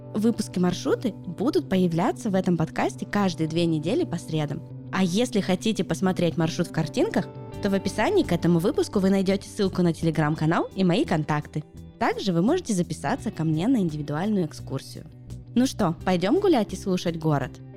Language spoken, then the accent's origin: Russian; Yekaterinburg, Sverdlovsk Oblast, Russia; born or raised there